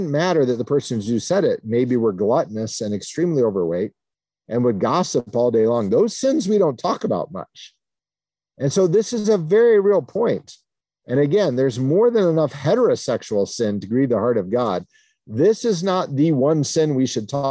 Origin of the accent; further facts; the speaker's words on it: New Castle, Indiana, United States; I was baptized in the Free Methodist Church in Newcastle, Indiana when I was 9 days old and have grown up in the Free Methodist Church since then